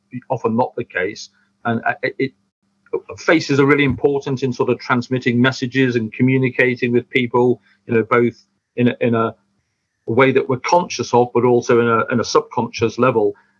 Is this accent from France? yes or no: no; United Kingdom; we're British